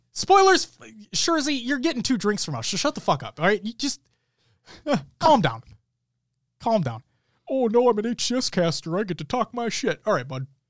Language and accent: English; Minnesota, United States; We are from Minnesota